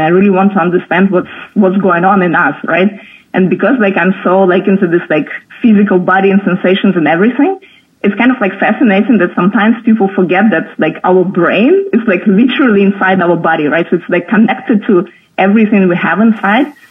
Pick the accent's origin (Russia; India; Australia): Russia; near Moscow, Moscow Oblast; also born or lived in Berlin, Germany; now in Portugal; I was born in Russia, um, close to Moscow, so like close to the capital, but like in a small town